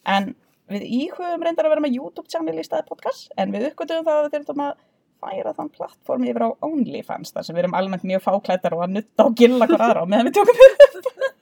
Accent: Vesturbær and Kópavogur, Capital Region, Iceland; við erum æskuvinkunur úr Vestabænum og Kóboi

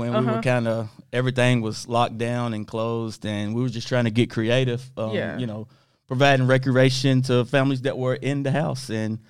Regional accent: Lexington, United States; born or raised there

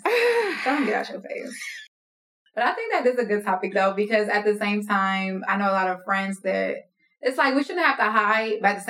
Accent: New York, United States; also born or lived in Jamaica (ancestry); now in Georgia, United States; I was born in New York.

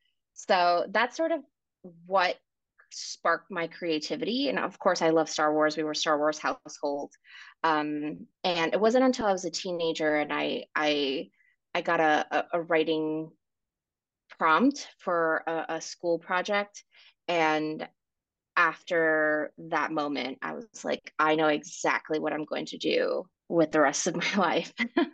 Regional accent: New York City, New York, United States; also born or lived in Ecuador; I was born in Ecuador. I grew up in New York City.

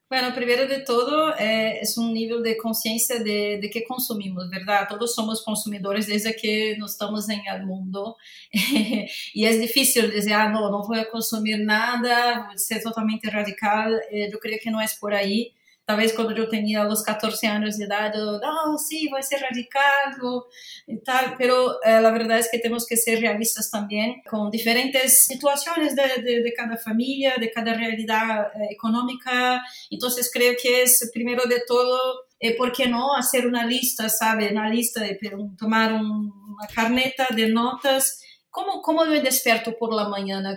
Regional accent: Rio de Janeiro, Brazil; Spanish is a second language; moved away; Soy de Río de Janeiro, brasileña, entonces desde muy pequeña tengo una relación muy, muy próxima con el mar

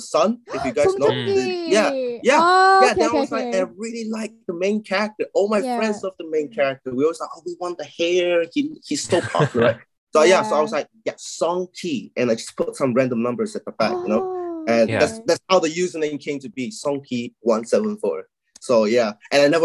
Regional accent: Malaysia; moved away as an adult; now in United Kingdom; I'm from Malaysia. I lived in Malaysia like almost all my life until I came here when I was like 18 or something.

